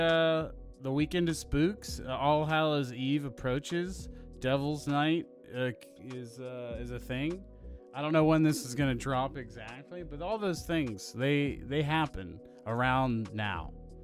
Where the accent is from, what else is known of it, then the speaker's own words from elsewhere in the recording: Pittsburgh, Pennsylvania, United States; So we are from Pittsburgh, Pennsylvania, and George Romero is heavily affiliated with the area.